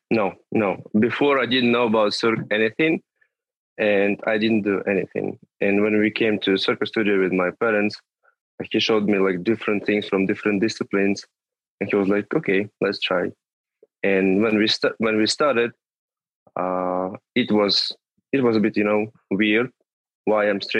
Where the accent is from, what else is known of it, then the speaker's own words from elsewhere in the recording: Tula, Tula Oblast, Russia; moved away; from Tula. It's a small city not far from Moscow, like 200 250 kilometers from there